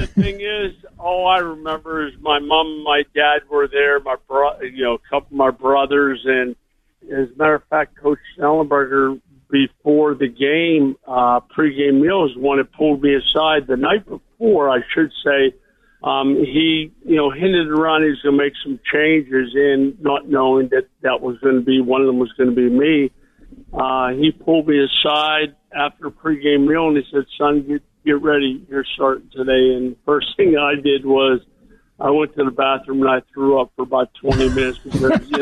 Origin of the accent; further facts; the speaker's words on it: Pittsburgh, Pennsylvania, United States; Growing up in Pittsburgh